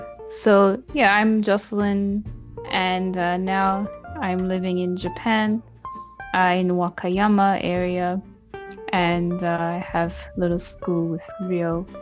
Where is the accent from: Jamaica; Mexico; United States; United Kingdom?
United Kingdom; Scotland; also born or lived in England / Australia; about me, I'm from Scotland, but my accent is not Scottish.